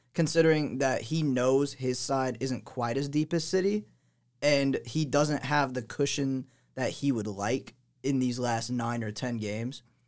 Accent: Atlanta, Georgia, United States; we are from the Atlanta area

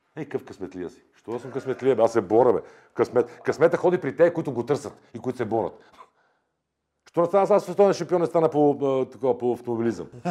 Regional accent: Bulgaria; аз съм българин, обичам България

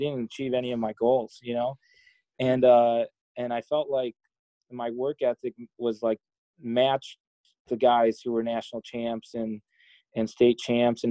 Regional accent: Chicago, Illinois, United States; moved away as an adult; also born or lived in Minnesota; I'm from Chicago. I pretty much stayed in Chicago other than when I moved out to Minnesota

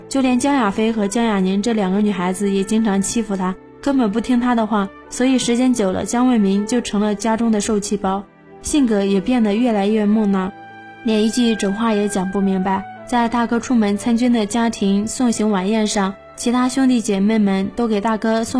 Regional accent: China; 我们中国传统文化讲究多子多福，尤其是儿子一定要多，最少也得有两个儿子才行。我本人从小是从农村长大的

